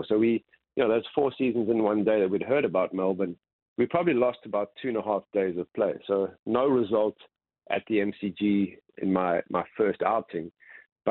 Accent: South Africa; I'm South African

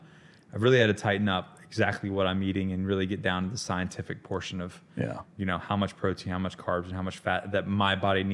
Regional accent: Panama City, Florida, United States; also born or lived in Hollywood, Florida; I was born in South Florida in Hollywood, Broward County. And then that's when the show started.

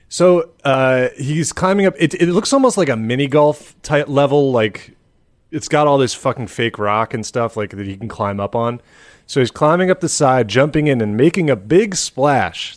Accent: Ann Arbor, Michigan, United States; moved away; I was from Ann Arbor

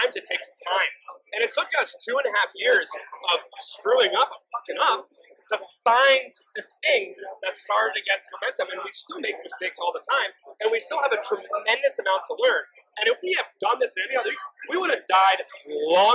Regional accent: New York, United States; now in Rhode Island, United States; I was from New York

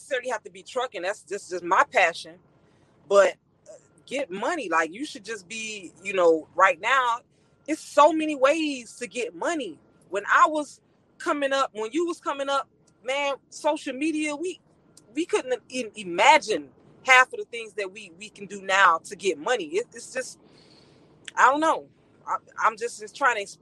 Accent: Miami, Florida, United States; now in Texas, United States; I was raised in Overtown, Miami, Florida

